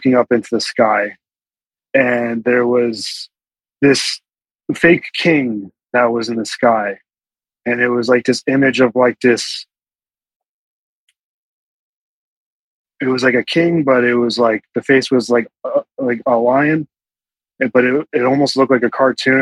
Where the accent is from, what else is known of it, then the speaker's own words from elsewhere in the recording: Bucks County, Pennsylvania, United States; I'm from the Bucks County, you know, a little bit further off in Philly